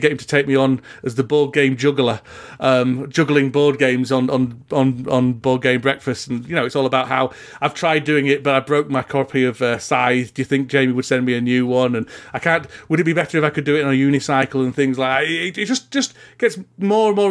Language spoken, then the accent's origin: English; Huddersfield, Yorkshire and the Humber, United Kingdom; my hometown of Huddersfield